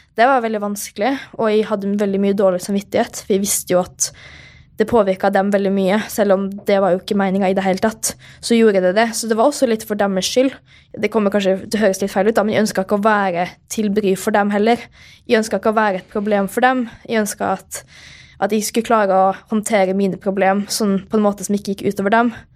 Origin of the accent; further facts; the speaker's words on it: Molde, Møre og Romsdal, Norway; moved away; Jeg er jo hjemme i Molde da, på en eh, liten tur, og det er veldig hyggelig å være her og trene litt og se familien igjen